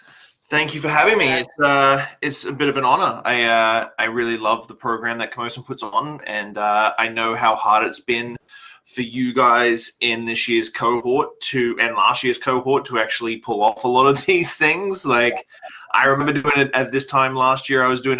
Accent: Australia; now in Canada; And so I moved to Canada in 2006. And left everything behind in Australia. Obviously, I'm not Canadian because of my accent.

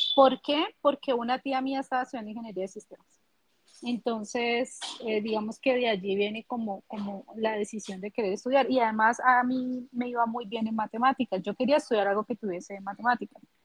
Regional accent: Pradera, Valle del Cauca, Colombia; now in Cali, Colombia; soy colombiana. Actualmente estoy radicada en la ciudad de Cali, que es la tercera ciudad más importante de Colombia. Eh, nací en Pradera Valle

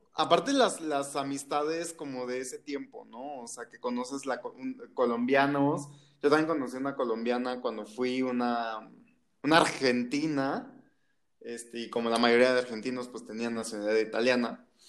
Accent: Mexico; de México

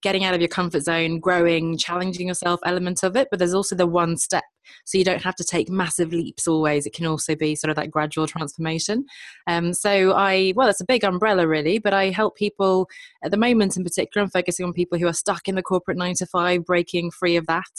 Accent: London, United Kingdom; I'm born and raised in London, but actually my parents are Swedish

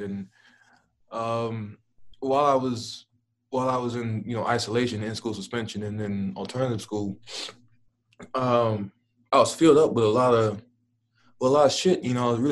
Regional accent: Dallas, Texas, United States; I'm from Dallas.

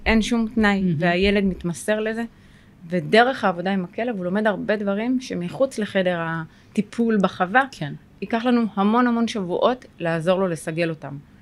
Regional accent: Sderot, Southern District, Israel; אני גרה בשדרות, נולדתי בשדרות

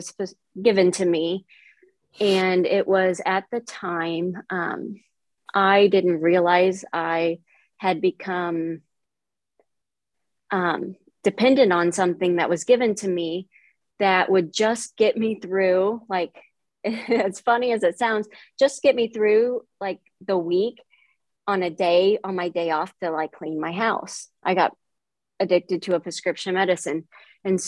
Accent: Palmyra, Missouri, United States; I am from Palmyra, Missouri, which is a small town, Northeast Missouri

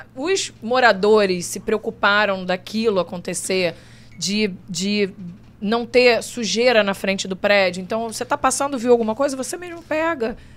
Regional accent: Brazil; now in United States; Eu, eu vou visitar minha família no Brasil

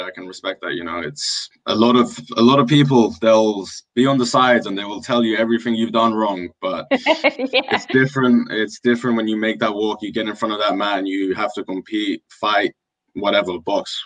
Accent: Wembley, London, United Kingdom; I'm from Wembley

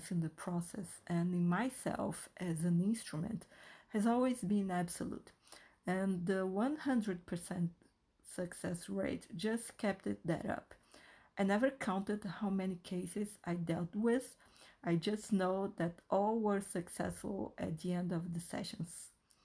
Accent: Brazil; first language Portuguese; English is a second language; I am half Brazilian, half Chinese, and I was born and raised in Brazil. So Portuguese is my first language.

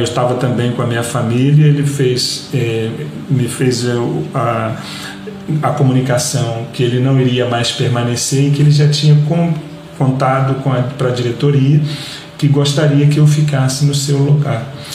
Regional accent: Rio de Janeiro, Brazil; moved away as an adult; now in Luxembourg; uma seleção de futebol do estado do Rio de Janeiro, que era onde eu nasci e jogava

